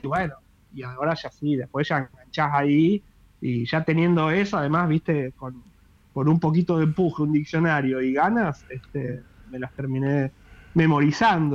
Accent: Rosario, Santa Fe, Argentina; yo soy de Rosario

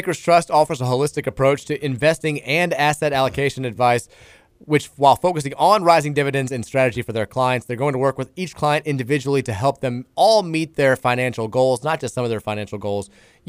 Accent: Elizabethtown, United States; Terrence, I'm from Elizabethtown, and I have a lot of family there.

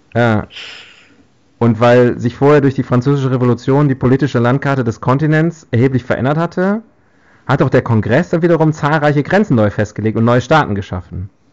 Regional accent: West Germany, Germany; ich als Westdeutscher

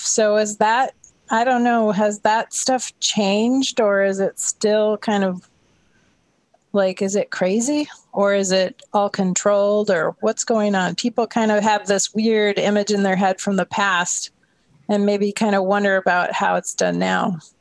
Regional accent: Minnesota, United States; moved away; I grew up in Minnesota

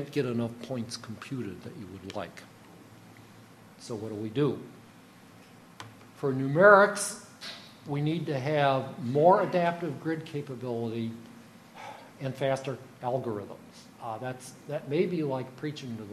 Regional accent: United States; I'm an American

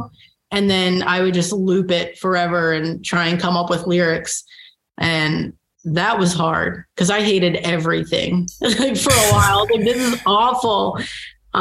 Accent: Baltimore, Maryland, United States; moved away as an adult; also born or lived in Jersey City; now in Kansas City, United States; growing up in Baltimore

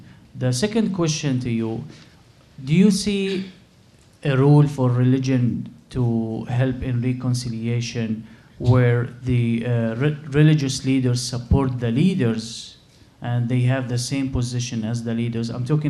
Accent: Syria; moved away; I'm from the Middle East, from Syria

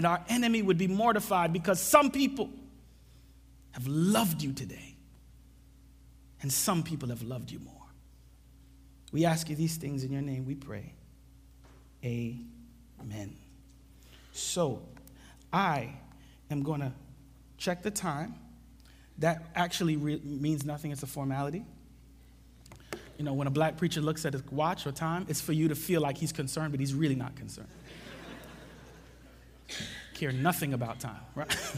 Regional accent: New York City, New York, United States; also born or lived in Jamaica; I came to the U.S. when I was 4. And, you know, I grew up in New York City

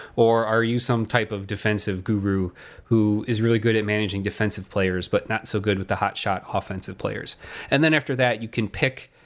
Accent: Chicago, Illinois, United States; we're we're roughly the same age, and we came from the Chicagoland area

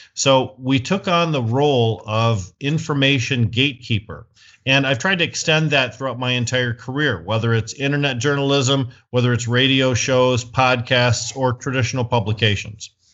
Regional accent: Flint, Michigan, United States; I'm from Flint, Michigan, the United States of America

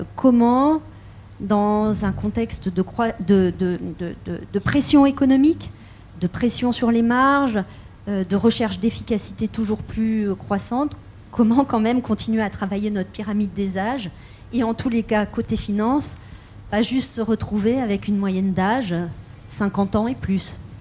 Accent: France; en tant que Française, héritière des Lumières

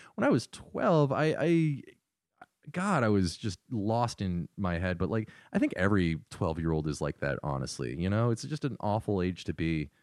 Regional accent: Northern Virginia, United States; moved away; I'm from Northern Virginia

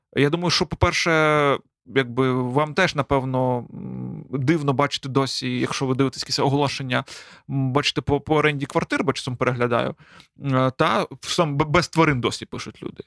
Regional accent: Galicia, Ukraine; ми якби галичани

